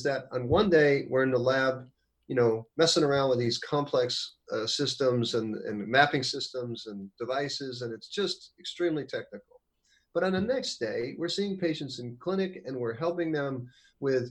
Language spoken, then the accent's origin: English; United States